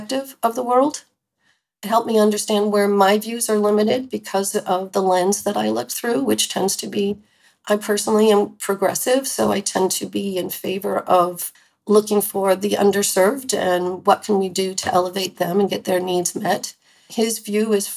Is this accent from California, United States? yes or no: yes; California, United States; we grew up together in California